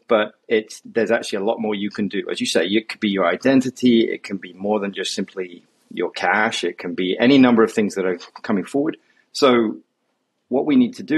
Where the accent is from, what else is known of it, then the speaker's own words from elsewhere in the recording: United Kingdom; also born or lived in London; now in New York, United States; I'm a Brit based here in New York